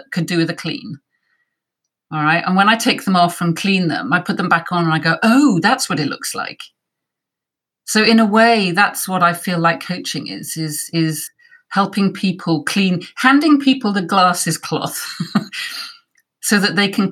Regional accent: Wales, United Kingdom; I'm from Wales and it was on our curriculum

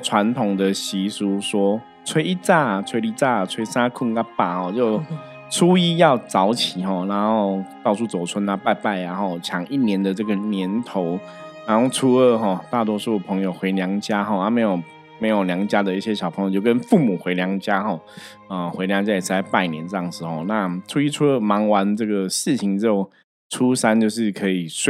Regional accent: Shilin, Taipei, Taiwan; 就是因为我们在士林嘛，哈，我们的老家就我我我祖母他们住士林，我爸也是士林

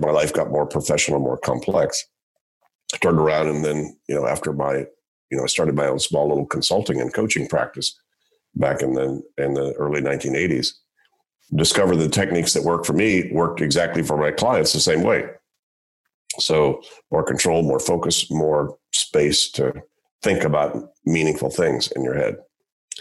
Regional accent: Shreveport, Louisiana, United States; I grew up in Shreveport, Louisiana

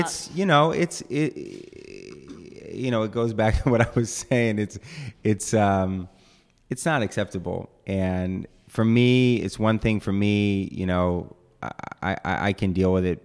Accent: East Bay, California, United States; I grew up in the East Bay

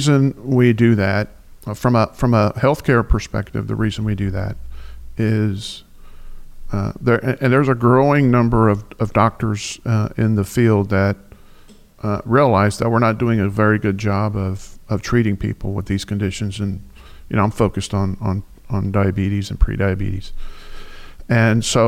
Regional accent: Floresville, Texas, United States; also born or lived in Houston, Texas; I'm from South Texas

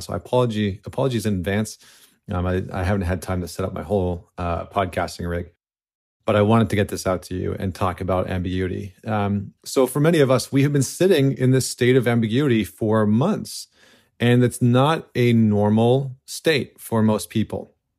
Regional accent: Canada; now in United States; as a Canadian living in the United States right now

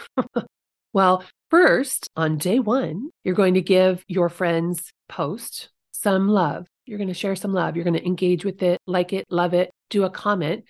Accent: Guthrie Center, Iowa, United States; my hometown, little tiny Guthrie Center.

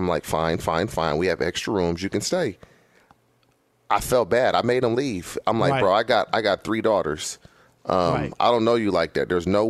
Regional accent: California, United States; being in California my entire life.

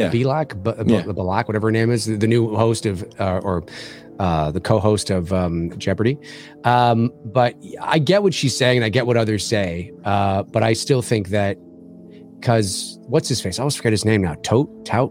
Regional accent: Canada; I'm Canadian

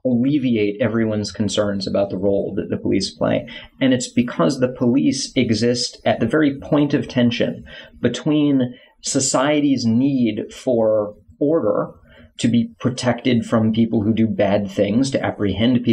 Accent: South Florida, United States; I grew up in South Florida. I moved to North Florida to go to college

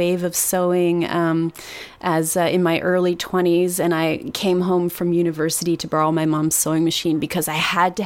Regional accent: Toronto, Ontario, Canada; I'm from Toronto

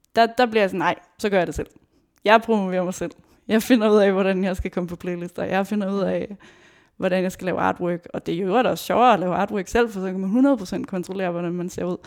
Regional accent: Aarhus, Central Denmark Region, Denmark; jeg kommer fra Aarhus

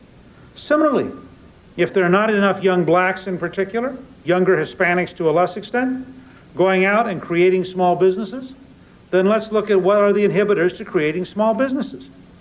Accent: Harrisburg, Pennsylvania, United States; born there; also born or lived in Columbus, Georgia; I was an Army brat. I was born in Harrisburg, Pennsylvania. I grew up in the United States Army when it was an integrated institution. I went to the South as a teenager, and I was in Columbus, Georgia

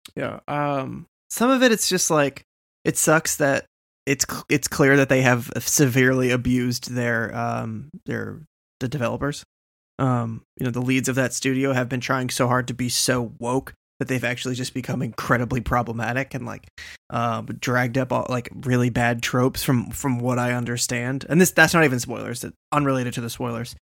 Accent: Boston, Massachusetts, United States; I'm from Boston

